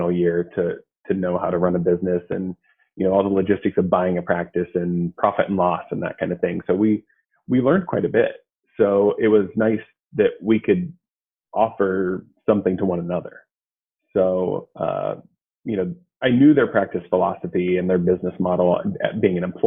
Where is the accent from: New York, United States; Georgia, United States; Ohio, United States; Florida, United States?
Ohio, United States; Athens; I'm from Athens, actually. So I grew up here